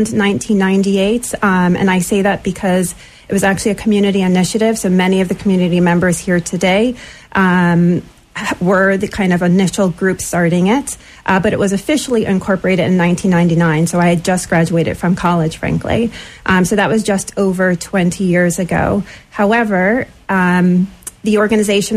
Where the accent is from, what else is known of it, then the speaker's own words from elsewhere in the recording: Bridgeport, Connecticut, United States; also born or lived in Florida / Southport, Connecticut / New York City / San Francisco; So I'm originally from Bridgeport, born here. Both my parents actually are from Jamaica, but they met here in Bridgeport in the 70s. So spent most of my childhood here